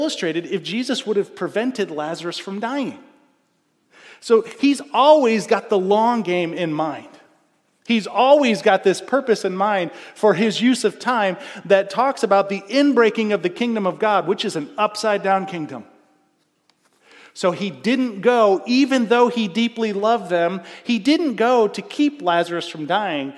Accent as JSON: {"language": "English", "country": "United States", "said": "I'm an American"}